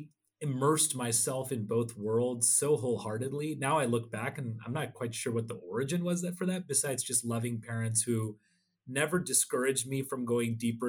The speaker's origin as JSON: {"language": "English", "area": "Bay Area", "region": "California", "country": "United States", "said": "for me, the Bay Area is home."}